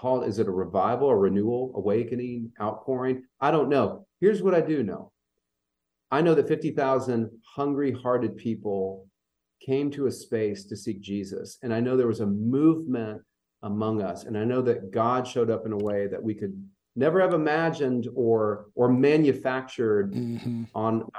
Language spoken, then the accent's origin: English; Louisville, Kentucky, United States; also born or lived in Indianapolis, Indiana; now in Central Kentucky, United States; I grew up in Louisville, Kentucky